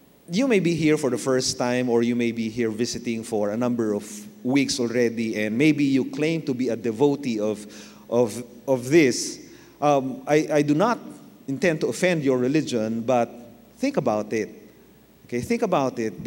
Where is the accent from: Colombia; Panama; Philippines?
Philippines; Manila, Metro Manila; I was born in Manila, Tondo, Manila. I grew up in Manila.